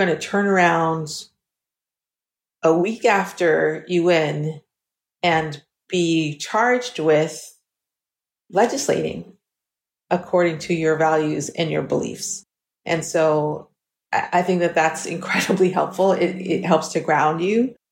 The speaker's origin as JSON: {"language": "English", "town": "New York City", "region": "New York", "country": "United States", "tie": "born or raised there", "moved": "yes", "said": "I was raised in New York City"}